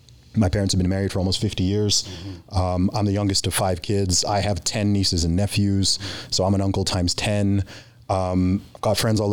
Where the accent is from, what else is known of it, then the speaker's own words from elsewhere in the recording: United Kingdom; born there; also born or lived in Middle East; I'm a British citizen myself. I was born in the UK. I've lived in the UK for a long time.